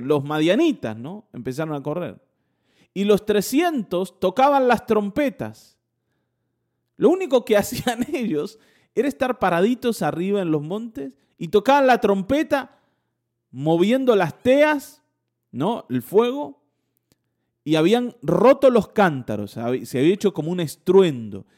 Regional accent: Buenos Aires, Argentina; accent: porteño; moved away; also born or lived in northern Argentina; teníamos un acento porteño

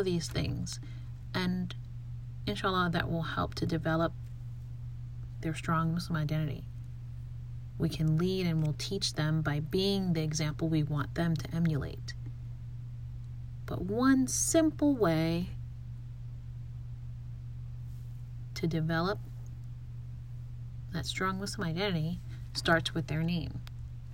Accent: United States; growing up in the United States

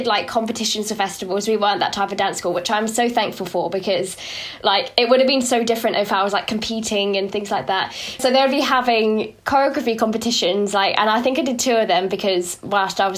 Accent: United Kingdom; I'm so British

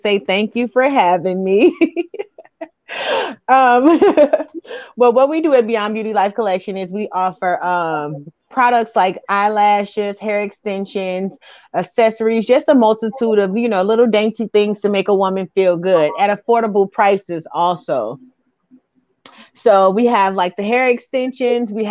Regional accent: New York City, New York, United States; also born or lived in Alton, Illinois; now in St. Louis, United States; I was actually born and raised in Brooklyn, New York, and then I relocated to Alton, Illinois.

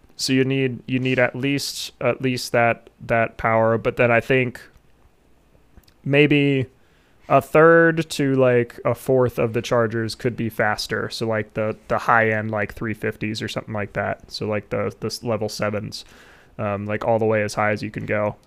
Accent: Ohio, United States; my home state

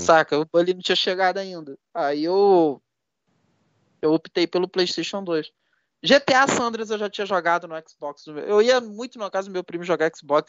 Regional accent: Petrópolis, Rio de Janeiro, Brazil; eu sou de Petrópolis, RJ

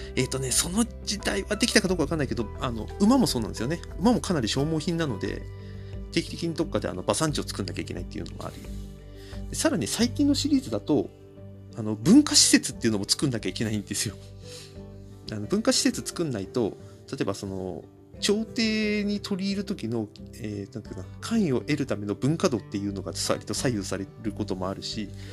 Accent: Kanto, Japan; 僕、関東の人間なんですけど

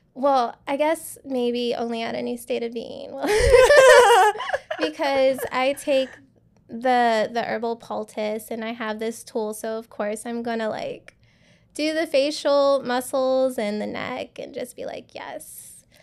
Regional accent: Louisiana, United States; now in Houston, United States; I'm from Louisiana

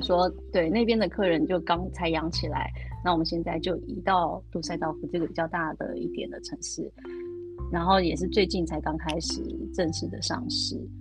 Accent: Taiwan; moved away as an adult; also born or lived in United Kingdom; now in Germany; 做台式的烘，烘焙也是我跟家乡的连接

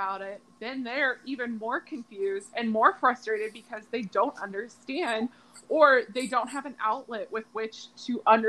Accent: Springfield, United States; my hometown of Springfield

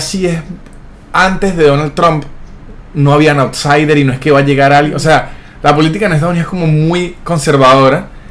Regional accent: Venezuela; moved away as an adult; also born or lived in Mexico; now in Argentina; yo soy venezolano

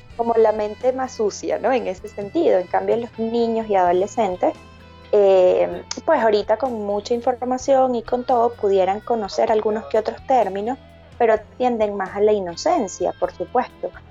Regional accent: Barquisimeto, Lara, Venezuela; moved away as an adult; now in Medellín, Colombia; soy de Venezuela, de una ciudad que se llama Parquisimeto

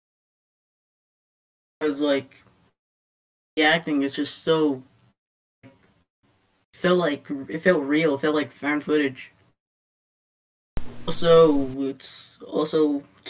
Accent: Canada; I'm 13, like Josh's age, and I'm also Canadian

